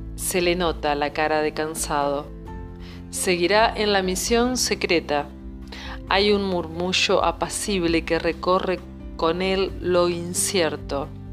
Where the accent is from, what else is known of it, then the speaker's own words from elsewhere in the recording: Arroyo Seco, Santa Fe, Argentina; moved away as an adult; now in Buenos Aires, Argentina; yo soy de Arroyo Seco, provincia de Santa Fe, pero hace casi 20 años que vivo en Buenos Aires.